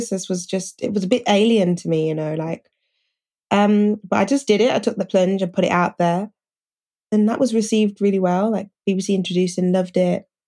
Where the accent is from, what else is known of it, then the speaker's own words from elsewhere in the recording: Birmingham, West Midlands, United Kingdom; I'm from Birmingham in the UK. I have to always say the UK because it's always like, oh, you're from, where is it? In Alabama or something